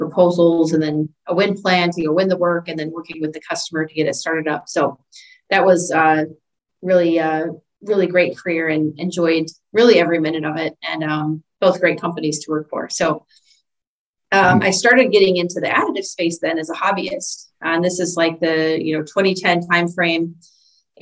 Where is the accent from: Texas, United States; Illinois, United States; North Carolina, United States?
Illinois, United States; I grew up in Illinois in a very small community, small town